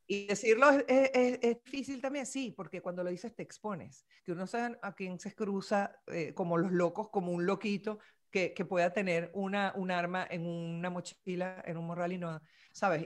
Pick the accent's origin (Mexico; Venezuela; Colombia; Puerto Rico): Venezuela; moved away; also born or lived in Miami; me siento venezolana